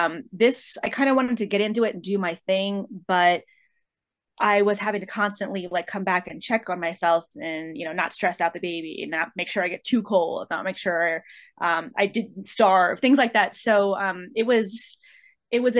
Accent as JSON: {"language": "English", "town": "Medford", "region": "New Jersey", "country": "United States", "moved": "yes", "lives_now": "Los Angeles, United States", "said": "I'm originally from Medford, and now living in Los Angeles."}